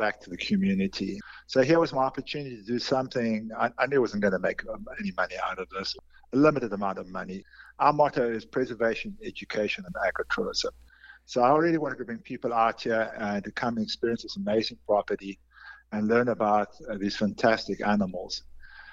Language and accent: English; South Africa; moved away as an adult; also born or lived in North Carolina; now in York, United States; I'm originally from South Africa